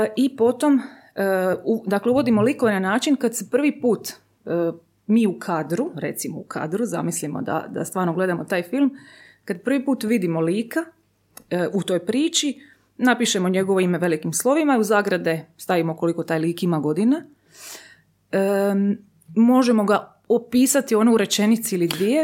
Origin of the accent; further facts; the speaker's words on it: Zadar, Split-Dalmatia County, Croatia; ja sam odrasla u Zadru, Splitu